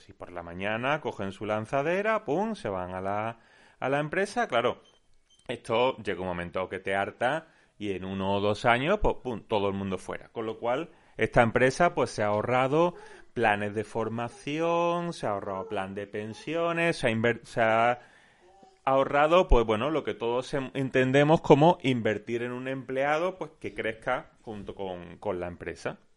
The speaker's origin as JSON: {"language": "Spanish", "town": "Málaga", "region": "Andalusia", "country": "Spain", "said": "yo soy de Málaga, estamos bastante hartos de escuchar"}